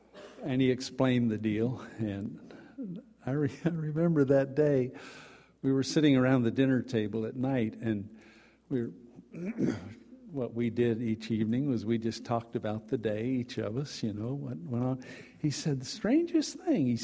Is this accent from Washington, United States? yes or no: no; Dallas, Texas, United States; I grew up in Dallas, Texas